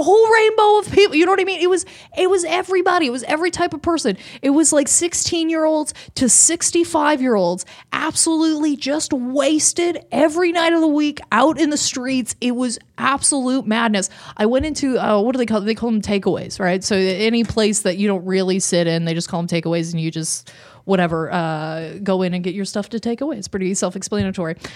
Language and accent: English; Canada; as a Canadian